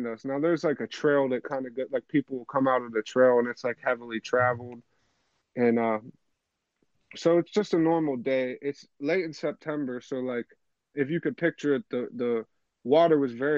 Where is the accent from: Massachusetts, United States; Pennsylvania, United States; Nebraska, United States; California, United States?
Pennsylvania, United States; I'm from PA